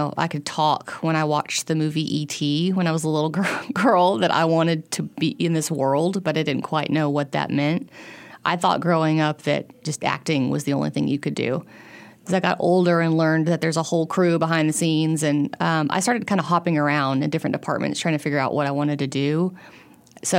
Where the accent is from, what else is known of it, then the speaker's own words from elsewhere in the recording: Central Arkansas, United States; I grew up in Central Arkansas